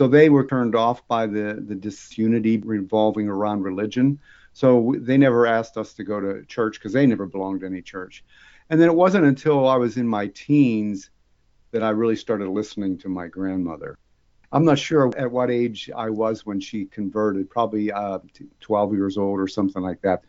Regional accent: Pittsburgh, Pennsylvania, United States; I grew up in Pittsburgh, Pennsylvania

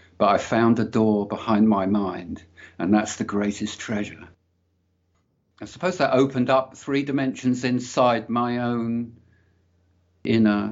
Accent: London, United Kingdom; I grew up in London, in northwest London, Willesden, Hampstead, that sort of area

